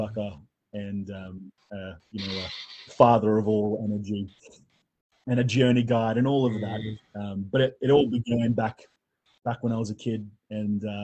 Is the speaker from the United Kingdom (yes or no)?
no; Australia; accent: Australian; I'm an Australian, and you can tell from the accent that I'm Australian.